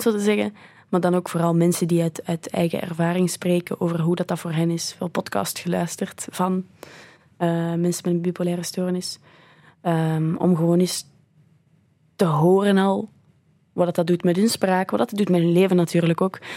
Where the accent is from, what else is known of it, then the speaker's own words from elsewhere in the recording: Belgium; also born or lived in Canada; ik van België ben